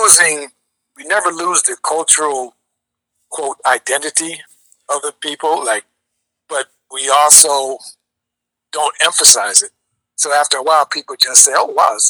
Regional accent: Chicago, Illinois, United States; I'm from Chicago, but my dad is Jamaican, and my mom is Jamaican Colombian. So I'm born in Chicago.

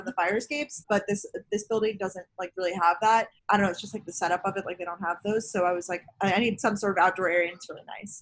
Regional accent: Long Island, New York, United States; also born or lived in Georgia; now in New York City, United States; I currently live in New York City. I am originally from Long Island, New York.

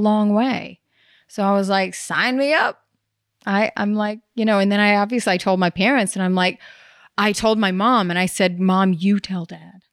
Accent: the Bible Belt, the South, United States; moved away; I grew up in the Bible Belt.

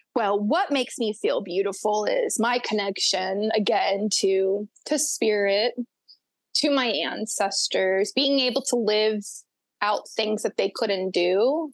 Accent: Florida Panhandle, United States; I grew up on the panhandle of Florida. I grew up in Florabama

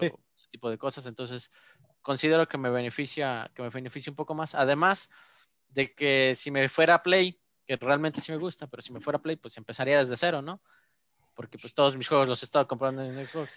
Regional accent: Mexico; yo como mexicano

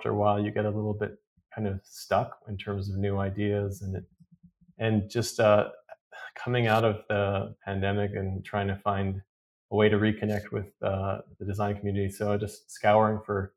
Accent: Vancouver, British Columbia, Canada; also born or lived in Iran; I grew up in Vancouver. We were recently moved from Iran to Vancouver back in 78.

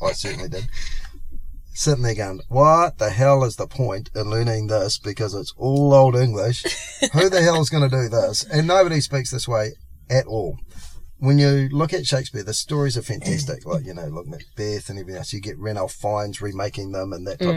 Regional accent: Auckland, New Zealand; being sort of raised on the North Shore

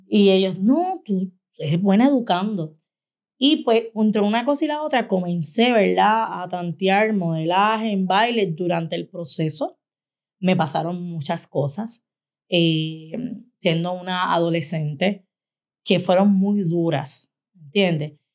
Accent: Canóvanas, Puerto Rico; Yo soy de Canóvanas

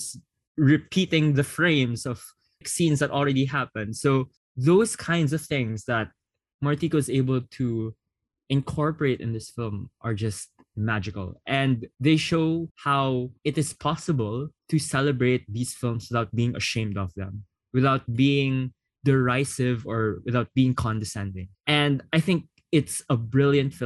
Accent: Philippines; as a Filipino

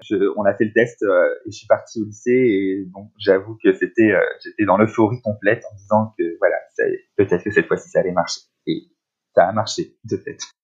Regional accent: La Baule, Pays de la Loire, France; now in Paris, France; on habite Paris, mais on était confinés euh, dans ma région natale, à La Baule

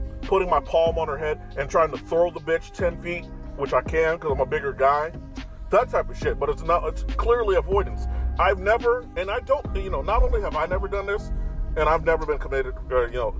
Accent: Chicago, Illinois, United States; I'm from the Shy

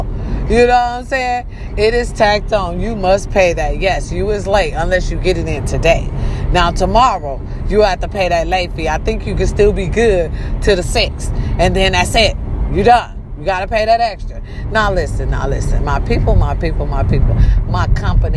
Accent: Racine, Wisconsin, United States; born or raised there

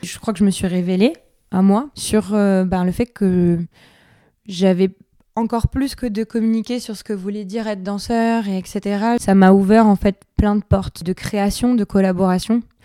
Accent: Biarritz, Nouvelle-Aquitaine, France; moved away; Je suis originaire de Biarritz

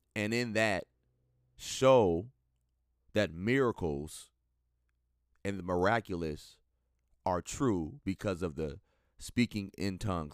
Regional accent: Minnesota, United States; coming to you live and direct from the great state of Minnesota, my home state

